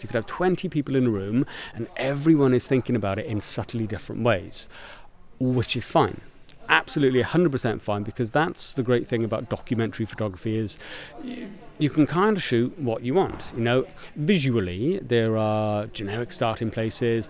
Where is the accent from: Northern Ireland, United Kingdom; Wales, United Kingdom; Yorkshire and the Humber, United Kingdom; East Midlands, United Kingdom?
Wales, United Kingdom; Porthcawl; I'm from Porthcawl